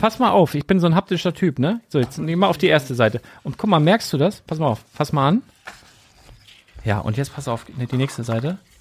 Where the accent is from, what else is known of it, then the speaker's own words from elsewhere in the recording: Lüneburg, Lower Saxony, Germany; also born or lived in Bardowick; ich bin ja in Lüneburg geboren und habe dann von 0 bis 5 hier in Badewig in einem ganz alten Haus gewohnt